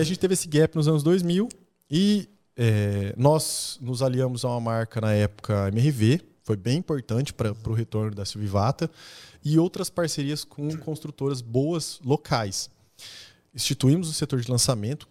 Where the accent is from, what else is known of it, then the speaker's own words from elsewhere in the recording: Maringá, Paraná, Brazil; nasci em Maringá. A gente, nossa família é, é a gente morava na Zona 5.